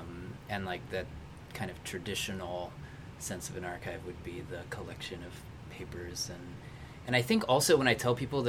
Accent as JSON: {"language": "English", "region": "Michigan", "country": "United States", "tie": "born or raised there", "said": "my hometown in Michigan"}